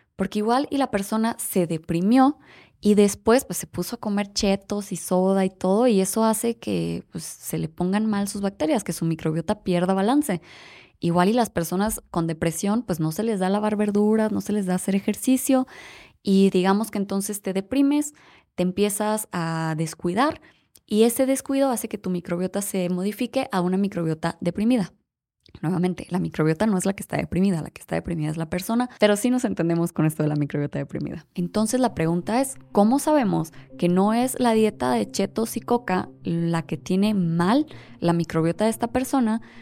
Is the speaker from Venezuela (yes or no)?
no; Mexico; nosotros como mexicanos